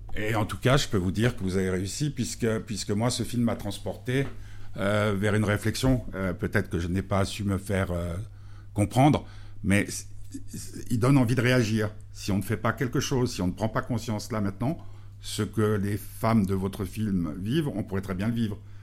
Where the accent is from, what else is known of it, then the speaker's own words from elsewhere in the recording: Switzerland; en tant que Suisse